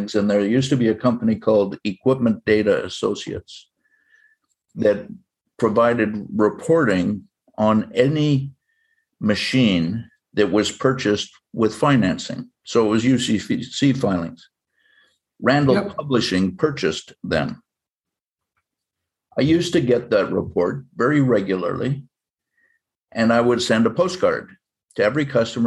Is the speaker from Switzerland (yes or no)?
no; Canada; now in United States; I'm a Canadian citizen by birth. I'm American by choice.